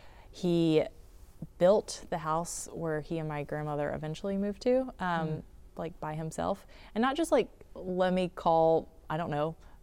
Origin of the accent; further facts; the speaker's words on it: North Carolina, United States; So I grew up in Eastern North Carolina